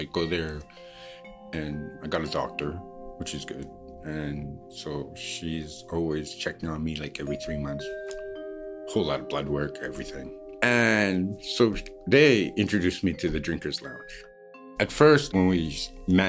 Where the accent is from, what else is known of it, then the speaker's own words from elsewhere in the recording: Newfoundland and Labrador, Canada; now in Vancouver, Canada; I was born in Newfoundland. I grew up